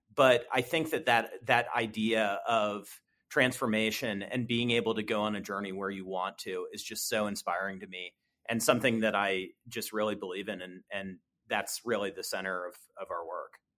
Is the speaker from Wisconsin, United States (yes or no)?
no; Columbus, Ohio, United States; I was born and raised here in Columbus. I grew up here.